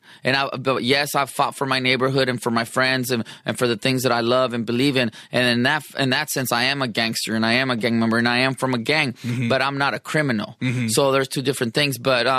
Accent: San Diego, California, United States; I'm from Sherman Grand Hills Park in San Diego, California, 27th Street

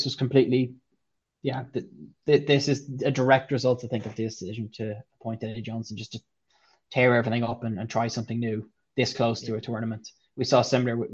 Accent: Ireland; as an Irish person

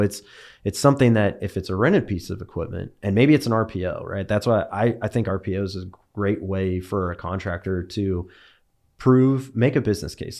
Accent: Bakersfield, California, United States; moved away as an adult; also born or lived in Bay Area, California; now in Dallas, United States; grew up in Bakersfield, California. Born and raised there

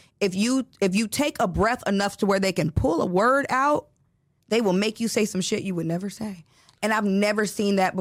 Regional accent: Chicago, Illinois, United States; I grew up in Chicago

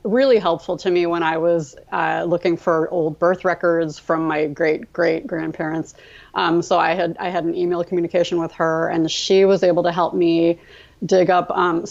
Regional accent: Midwest, United States; also born or lived in Baltimore; I was born in Baltimore. But we moved to the Midwest when I was about 3.

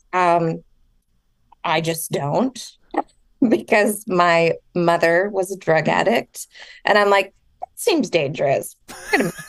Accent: Southern California, United States; also born or lived in Orange County; I grew up in Southern California for the most

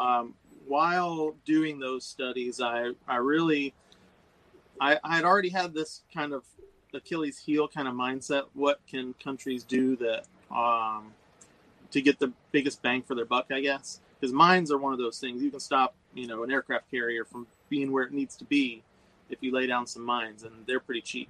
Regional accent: Nashville, Tennessee, United States; moved away; also born or lived in Florida; born and raised in Nashville

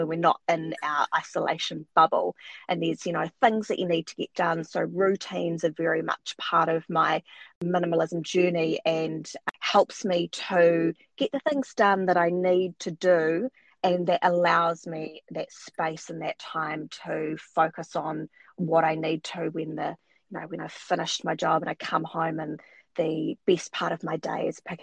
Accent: New Zealand; also born or lived in Wellington, New Zealand; I live in New Zealand, in the capital, which is Wellington.

